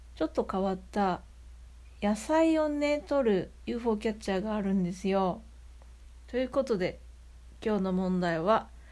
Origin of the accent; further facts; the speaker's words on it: Hyogo, Japan; 私の地元、兵庫県には淡路島っていう島があるんですけど